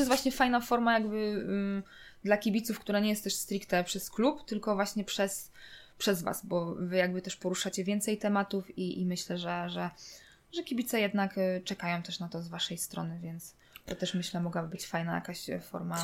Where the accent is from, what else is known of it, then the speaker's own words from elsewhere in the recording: Zagłębie Dąbrowskie, Silesian Voivodeship, Poland; ja pochodzę jakby z Zagłębia Dąbrowskiego